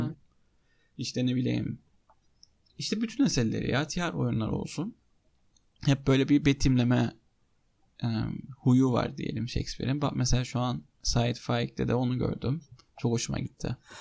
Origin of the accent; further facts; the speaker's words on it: Cyprus; Ben Kıbrıs'ta büyüdüm